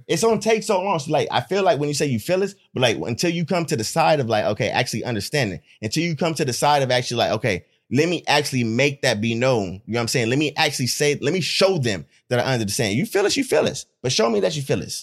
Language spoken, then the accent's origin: English; Stockton, California, United States; also born or lived in Hayward, California; I was born in Hayward, but I grew up in Stockton